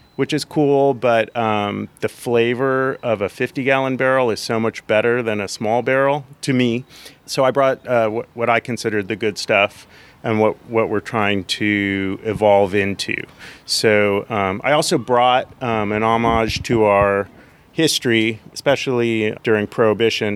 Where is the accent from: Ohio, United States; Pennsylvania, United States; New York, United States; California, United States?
California, United States; now in Tennessee, United States; I'm from California.